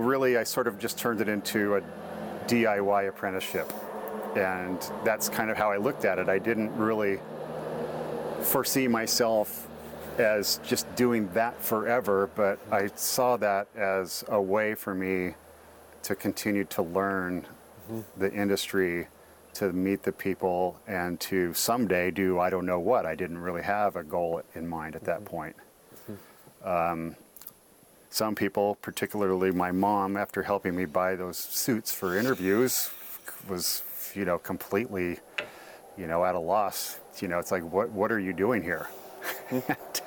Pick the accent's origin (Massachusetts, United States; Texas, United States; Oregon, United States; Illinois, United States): Oregon, United States; Corvallis; also born or lived in Portland, Oregon; I grew up in Corvallis